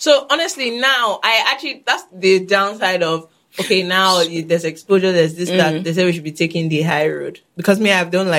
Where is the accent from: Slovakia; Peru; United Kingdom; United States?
United Kingdom; Having said that, as I'm British, I might just go back to my original land